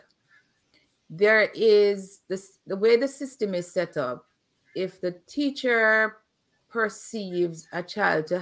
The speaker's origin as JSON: {"language": "English", "region": "Kingston", "country": "Jamaica", "tie": "born or raised there", "said": "when I was growing up in Waterhouse."}